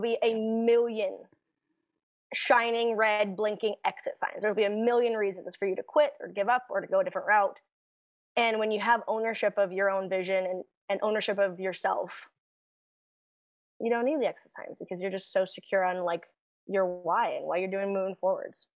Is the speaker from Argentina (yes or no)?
no; Canada; we're Canadian